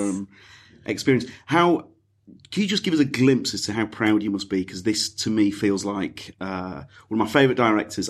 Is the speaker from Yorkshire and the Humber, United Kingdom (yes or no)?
yes; Yorkshire and the Humber, United Kingdom; as a Yorkshireman